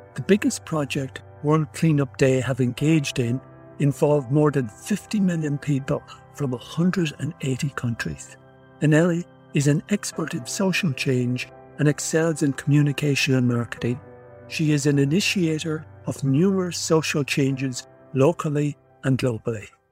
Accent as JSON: {"language": "English", "country": "Ireland", "said": "I come from from Ireland"}